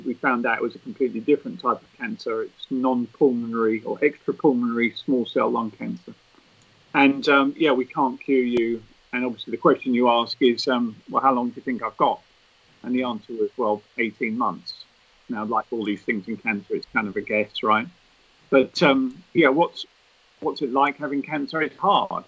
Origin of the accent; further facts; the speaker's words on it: Hertfordshire, East of England, United Kingdom; now in Kent, United Kingdom; So I was born in Hertfordshire. I live in Kent now